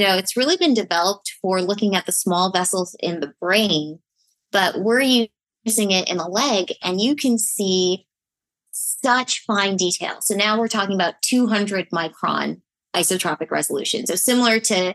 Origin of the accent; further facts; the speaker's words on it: Toronto, Ontario, Canada; moved away; I'm from Toronto, Canada. Miguel always makes fun of my accent.